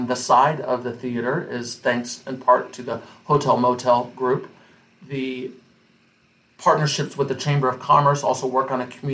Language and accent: English; Washington, United States; I was born and raised in Washington